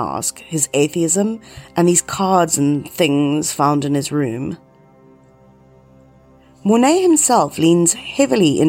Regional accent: South Africa; my hometown was the center of the satanic church in South Africa

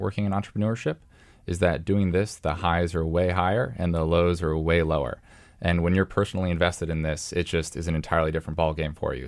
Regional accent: Columbus, Ohio, United States; moved away; my hometown, you know, Columbus, Ohio

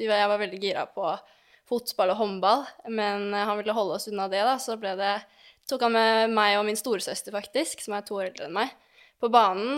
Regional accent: Lørenskog, Akershus, Norway; moved away as an adult; also born or lived in Oslo; now in Belgium; jeg er født i Oslo, men oppvokst på Fjellhamar i Lørenskog

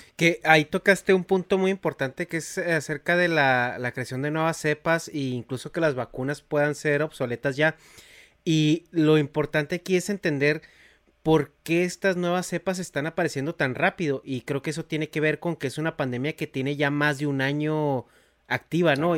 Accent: Mexico; now in United States; yo crecí en México

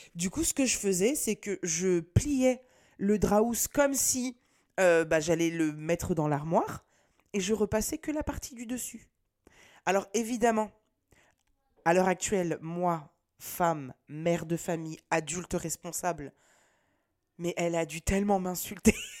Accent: Nantes, Pays de la Loire, France; je viens de Nantes

